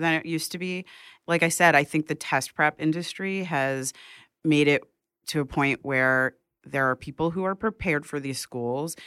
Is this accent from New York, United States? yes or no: yes; New York City, New York, United States; also born or lived in Bronx, New York City; I grew up in Manhattan, then I was in the Bronx for a few years, and then I came back to Manhattan